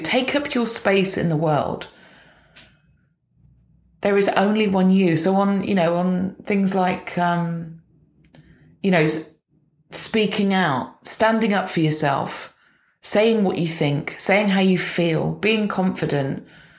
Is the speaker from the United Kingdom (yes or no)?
yes; United Kingdom; as British people